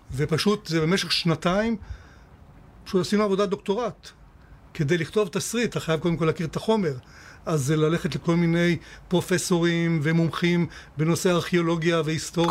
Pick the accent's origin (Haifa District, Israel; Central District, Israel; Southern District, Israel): Southern District, Israel; Eilat; כשאני גדלתי באילת, היינו כמו קיבוץ